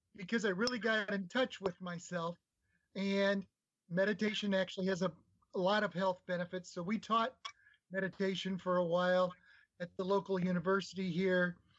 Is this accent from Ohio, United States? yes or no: no; Nebraska, United States; I grew up in Nebraska